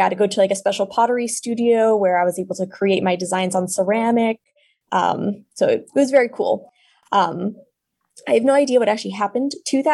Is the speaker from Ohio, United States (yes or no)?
no; Santa Fe, New Mexico, United States; now in Chicago, United States; I'm currently an artist here in Chicago, Illinois, but I grew up in Santa Fe, New Mexico